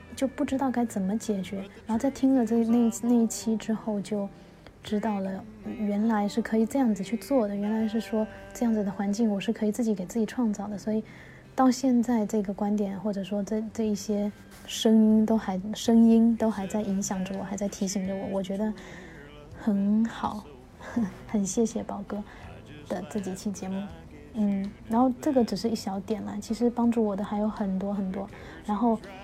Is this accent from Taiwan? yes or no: no; Fujian, China; 我来自福建，是一个非设计专业毕业的设计新人